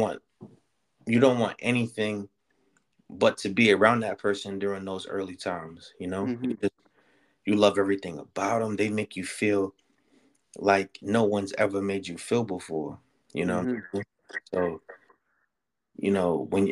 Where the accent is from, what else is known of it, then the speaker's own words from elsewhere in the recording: New York City, New York, United States; growing up in the Bronx and shit, I lived on the sixth floor